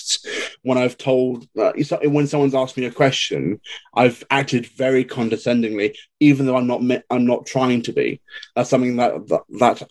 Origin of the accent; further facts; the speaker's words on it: England, United Kingdom; I come from England, we are quite well taught